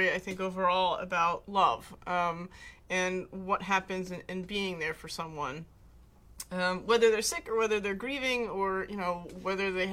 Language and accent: English; New Jersey, United States; I am from New Jersey